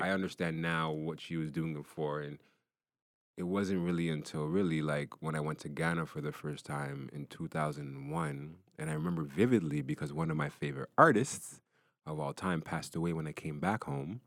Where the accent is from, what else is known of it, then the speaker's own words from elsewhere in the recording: Brampton, Ontario, Canada; I grew up in Brampton.